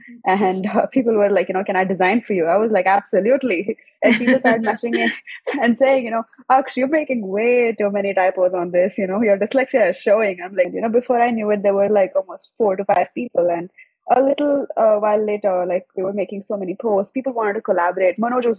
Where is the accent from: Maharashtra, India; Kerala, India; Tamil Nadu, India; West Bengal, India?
Tamil Nadu, India; Chennai; also born or lived in Andaman / Delhi; So I was born in Chennai, but I grew up all around India, from Andaman to Delhi to everywhere. And I came back to Chennai sometime around when I was around 6 to 10, I guess.